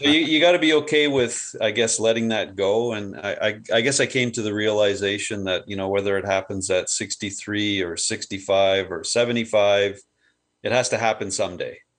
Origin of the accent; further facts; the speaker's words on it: Burlington, Ontario, Canada; also born or lived in Hamilton, Ontario; grew up in Burlington